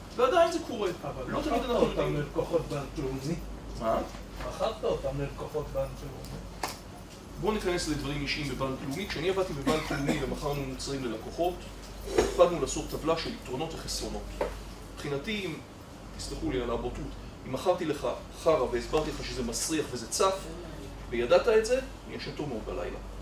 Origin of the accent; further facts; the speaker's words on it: Israel; אני כישראלי